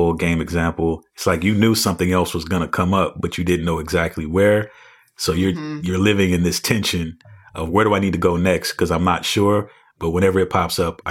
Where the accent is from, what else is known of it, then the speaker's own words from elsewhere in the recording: Phoenix, Arizona, United States; I grew up in Phoenix